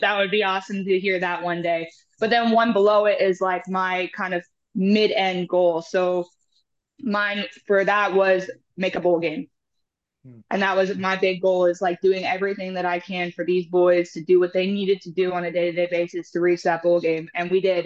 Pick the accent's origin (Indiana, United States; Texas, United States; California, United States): Texas, United States; Houston; also born or lived in Lloydminster, Alberta, Canada / Calgary, Alberta, Canada; we moved here in 2007. I was about nine, 10 years old